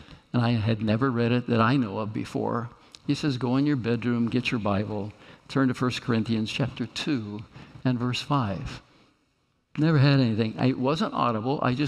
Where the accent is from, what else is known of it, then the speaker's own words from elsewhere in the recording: Kansas, United States; moved away; I'm come from Kansas